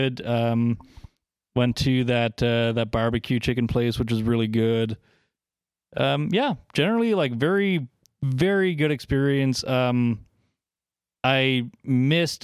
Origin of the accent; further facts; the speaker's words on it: East Coast, United States; I am from the East Coast